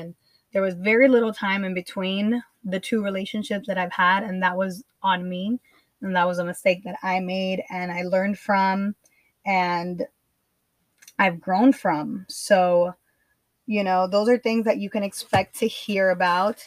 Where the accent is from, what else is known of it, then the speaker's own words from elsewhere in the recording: Miami, Florida, United States; also born or lived in Nicaragua; I was born in Miami. I grew up here, even though I did spend a lot of my time in Nicaragua